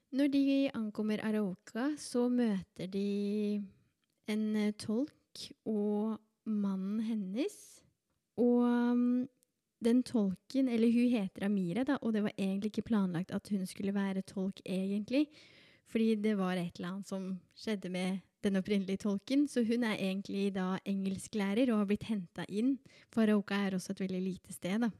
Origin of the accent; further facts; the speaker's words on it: Berger, Norway; also born or lived in Colombia / Oslo; now in Drammen, Norway; født i Colombia. Ble adoptert da jeg var to år gammel, og eh, har vokst opp på et lite sted som heter Berger